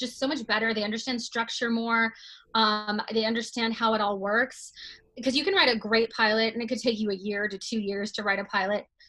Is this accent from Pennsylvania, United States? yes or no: no; Texas, United States; moved away as an adult; also born or lived in New York; now in Los Angeles, United States; I grew up in Texas and moved to New York for college